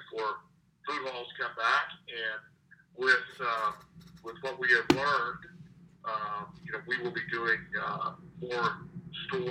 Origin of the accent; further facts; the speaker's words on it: Wichita, Kansas, United States; I grew up in Wichita.